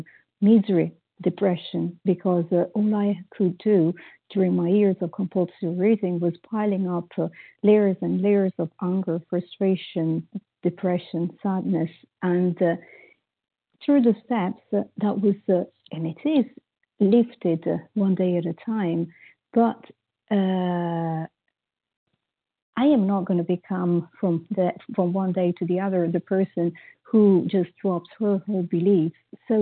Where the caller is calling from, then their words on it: Paris, Île-de-France, France; I'm calling from Paris, France